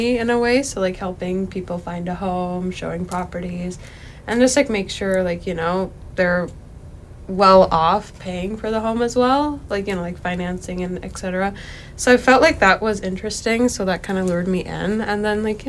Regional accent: Mission, British Columbia, Canada; also born or lived in Abbotsford, British Columbia; I was born in Abbotsford, and then I was raised in Mission

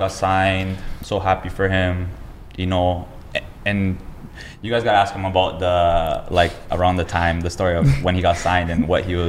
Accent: Toronto, Ontario, Canada; I was from Toronto. Obviously, yeah, and grew up there.

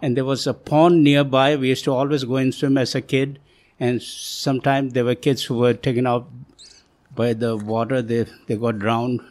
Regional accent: India; moved away; also born or lived in Tibet / Nepal; I moved to India from Nepal

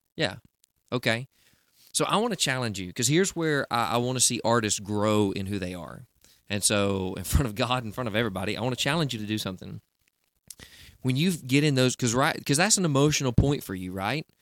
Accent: Southeast, United States; I'm in the Southeast

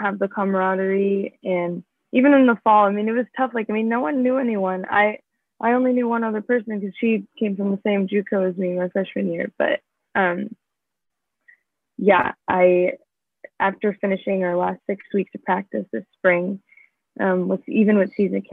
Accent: Pleasant Hill, California, United States; I'm from the Bay Area, Northern California, so like Pleasant Hill

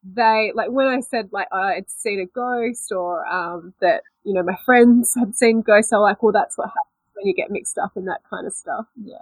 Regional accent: Ireland; we're Irish, it was real Irish

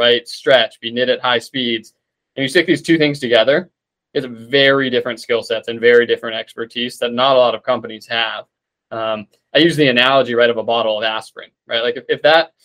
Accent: Tucson, Arizona, United States; moved away as an adult; also born or lived in Seattle; now in North Carolina, United States; Grew up in Arizona, in Tucson, and then went to school out in Seattle and came out to North Carolina

